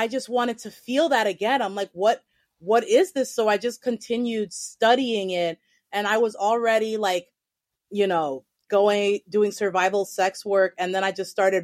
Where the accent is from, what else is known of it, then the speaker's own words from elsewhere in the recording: New York City, New York, United States; also born or lived in Eugene, Oregon; I was born and raised in New York City. I have lived here my entire life except for a year and a half that I lived in Eugene, Oregon when I was 13